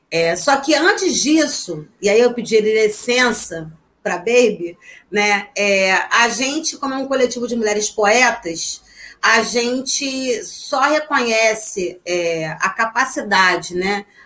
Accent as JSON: {"language": "Portuguese", "town": "Niterói", "region": "Rio de Janeiro", "country": "Brazil", "said": "a gente é de Niterói, mas como eu costumo dizer, Niterói é adjacências, né?"}